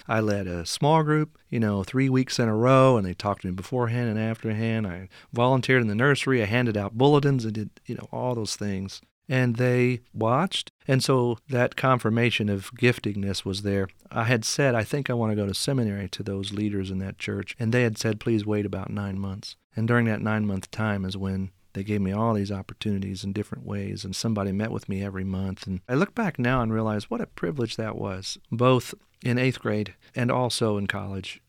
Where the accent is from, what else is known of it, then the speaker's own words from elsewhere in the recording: Henryville, Indiana, United States; moved away as an adult; also born or lived in Saint Louis, Missouri; I grew up in, uh, Henryville, Indiana. That's in southern Indiana